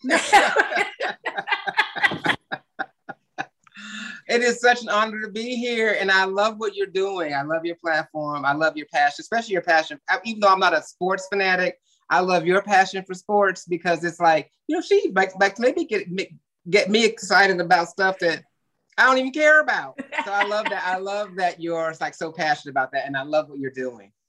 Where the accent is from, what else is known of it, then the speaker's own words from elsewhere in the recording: the Bay Area, California, United States; I grew up in California in a very diverse area, you know, mm-hmm. the Bay mm-hmm. Area